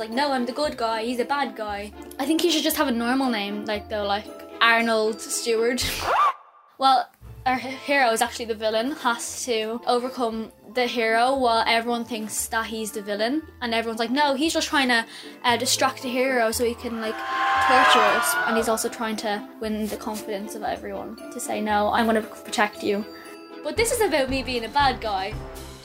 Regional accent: Dublin, Leinster, Ireland; I'm 11 years old and I'm from Belmont, Dublin.

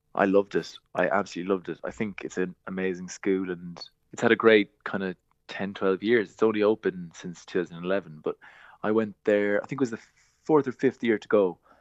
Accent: Glanmire, Munster, Ireland; I'm from Glanmyr in Cork

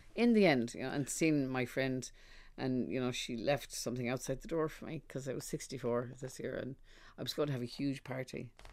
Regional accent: Ireland; also born or lived in London

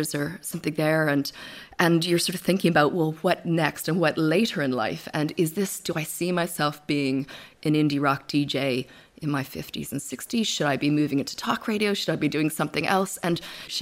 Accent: Victoria, British Columbia, Canada; also born or lived in Vancouver; now in Ireland; We moved from Vancouver to Victoria, and we grew up there

